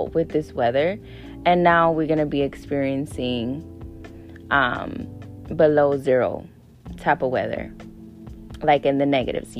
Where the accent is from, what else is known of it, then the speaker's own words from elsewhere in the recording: Wisconsin, United States; I was born and raised in Wisconsin.